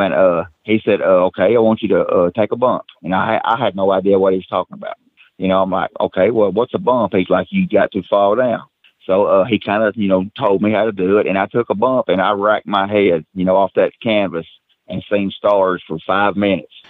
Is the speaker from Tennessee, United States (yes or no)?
yes; McMinnville, Tennessee, United States; born and raised right here in uh, McMinnville, Tennessee